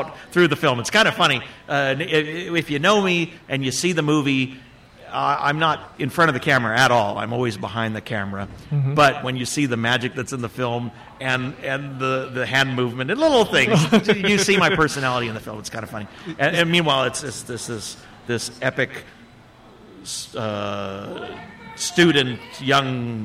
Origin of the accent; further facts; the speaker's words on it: West Covina, California, United States; moved away as an adult; now in Bakersfield, United States; Born and raised in West Covina